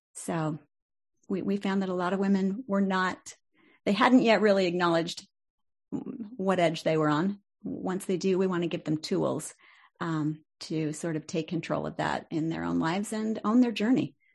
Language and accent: English; Salt Lake City, Utah, United States; moved away as an adult; left Salt Lake